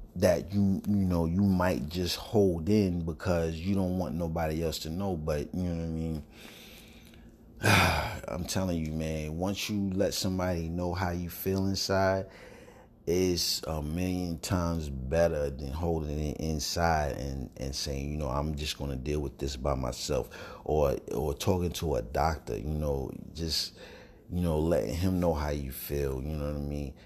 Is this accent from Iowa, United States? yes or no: no; New York City, New York, United States; now in North Carolina, United States; I'm from New York, Brooklyn, New York, but I'm, I'm in North Carolina now